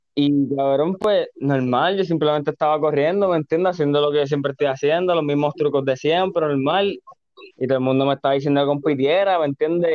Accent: Carolina, Puerto Rico; also born or lived in Río Piedras; siempre he sido Carolina, nací en Río Piedra, pero viste, Carolina, cabrón, está Carolina

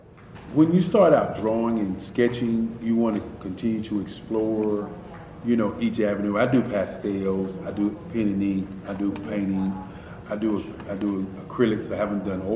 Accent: Durham, North Carolina, United States; also born or lived in Washington, D.C.; I am from Washington, D.C., but I was raised in Durham, North Carolina. I came to Durham when I was about 5 or 6

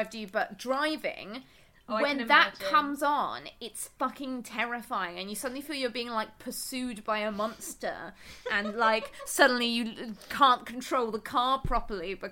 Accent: England, United Kingdom; we're both English

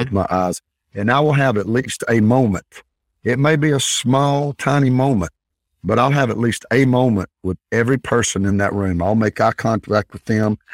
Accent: Northeast Alabama, United States; I was raised in Northeast Alabama

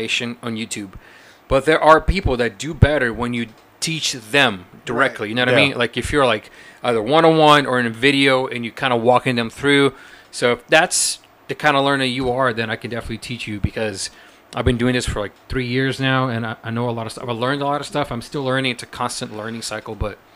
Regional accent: Brazil; moved away; I'm from Brazil

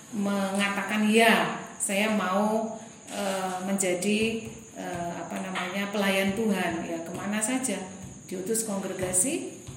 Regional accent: Kupang, East Nusa Tenggara, Indonesia; moved away; Saya dari Kupang. Lalu ke Jogja tahun 89 untuk mengikuti pembinaan yang ada di sana.

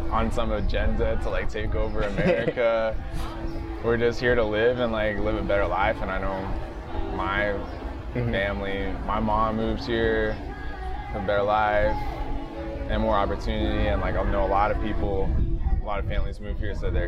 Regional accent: United States; we're American too, like straight up, like, you know, I'm not, I'm American

